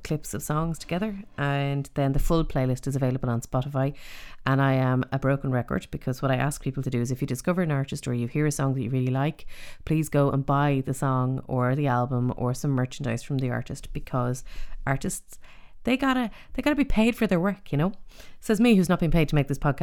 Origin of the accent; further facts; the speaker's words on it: Dublin, Leinster, Ireland; now in East Galway, Ireland; growing up in Dublin